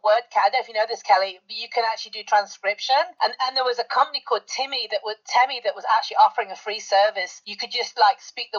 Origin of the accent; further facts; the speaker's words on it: United Kingdom; You're talking to me, I'm British. I have a thick accent too.